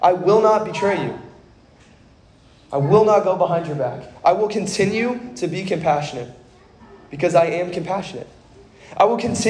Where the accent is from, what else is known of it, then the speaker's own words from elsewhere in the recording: Kentucky, United States; I grew up in Kentucky